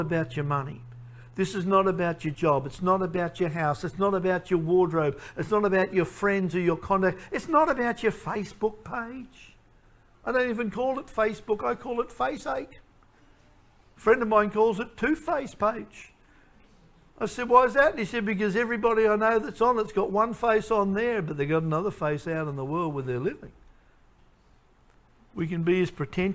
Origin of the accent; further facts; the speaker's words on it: Queensland, Australia; I'm from Queensland.